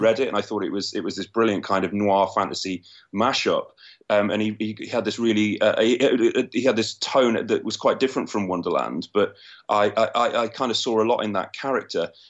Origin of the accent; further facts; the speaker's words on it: London, United Kingdom; I'm from London in the U K, right in the middle of it.